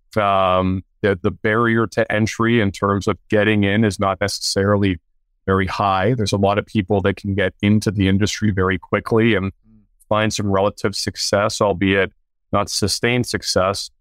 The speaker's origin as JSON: {"language": "English", "country": "Canada", "tie": "born or raised there", "said": "I played hockey early on growing up in Canada"}